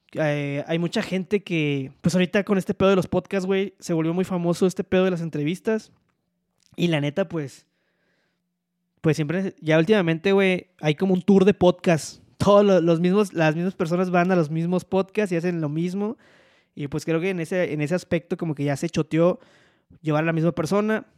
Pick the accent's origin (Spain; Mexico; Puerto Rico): Mexico; Poza Rica, Veracruz; accent: hablo cantado; people say he sounds norteño; moved away as an adult; now in Mexico City, Mexico; soy oriundo de Poza Rica, Veracruz, pero resido en la Ciudad de México